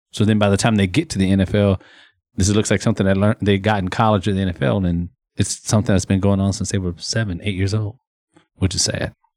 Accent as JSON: {"language": "English", "region": "Texas", "country": "United States", "tie": "born or raised there", "said": "being born and raised in Texas"}